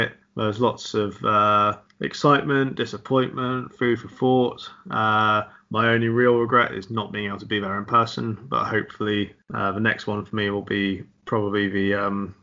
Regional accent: England, United Kingdom; as an English British person

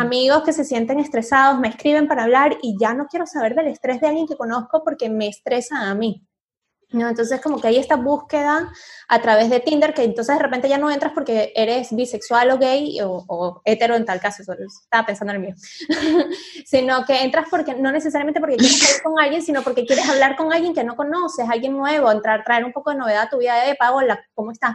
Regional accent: Venezuela; moved away as an adult; Cuando yo salí de Venezuela y me vine a vivir para acá

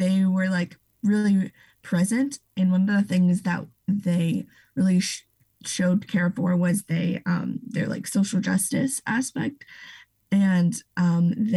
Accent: Ohio, United States; moved away as an adult; now in Chicago, United States; I am originally from Ohio

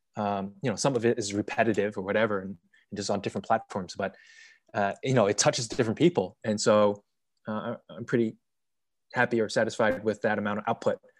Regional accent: United States; moved away as an adult; also born or lived in China / Lisbon, Portugal; as an American

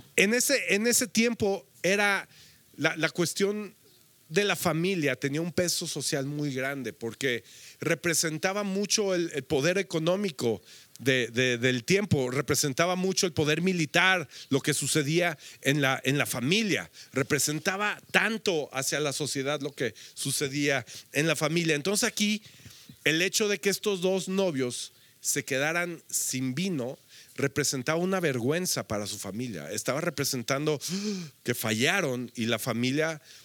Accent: Mexico; nosotros creo que como mexicanos, había, aquí habemos varias naciones representadas, pero estamos en México

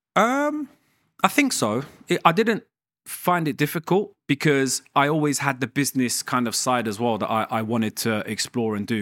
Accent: London, United Kingdom; also born or lived in Iran; I was raised in London, right? So South London, and I wanted to stay in London

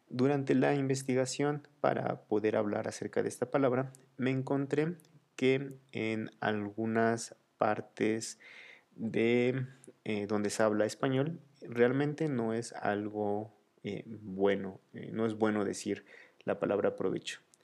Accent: Mexico

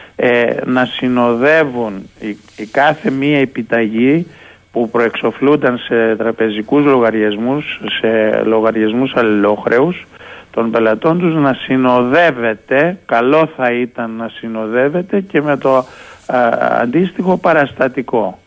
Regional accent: Greece; Εμείς λοιπόν ως Έλληνες

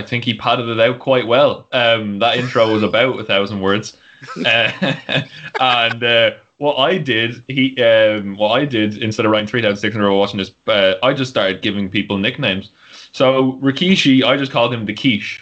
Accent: United States; proud American

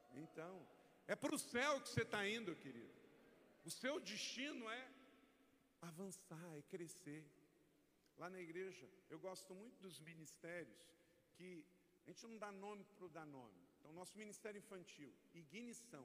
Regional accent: Macaé, Rio de Janeiro, Brazil; Eu sou natural do estado do Rio de Janeiro, eu nasci em Macaé

